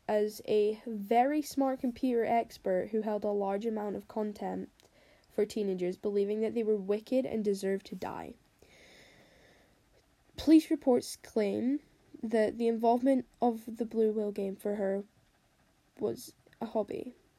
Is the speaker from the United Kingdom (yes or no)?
yes; England, United Kingdom; I'm 14 and I'm English.